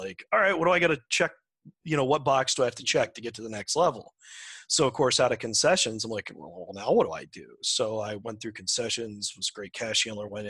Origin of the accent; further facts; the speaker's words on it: Massillon, Ohio, United States; I grew up in Ohio, in Jackson Township, which is in Massillon, which is right by Canton, North Canton area